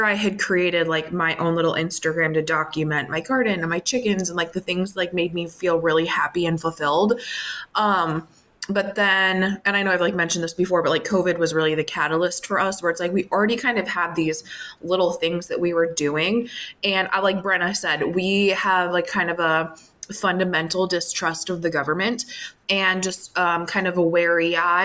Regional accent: outside of Minneapolis, Minnesota, United States; I grew up outside of Minneapolis, more of like a suburb type setting

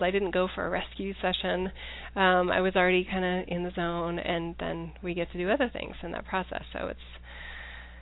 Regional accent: United States; as an American

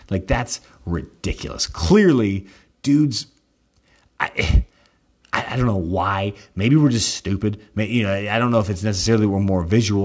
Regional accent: Texas, United States; I'm from Texas

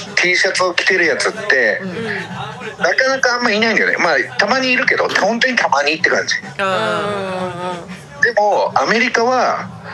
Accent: Tomakomai, Hokkaido, Japan; 地元で苫小牧

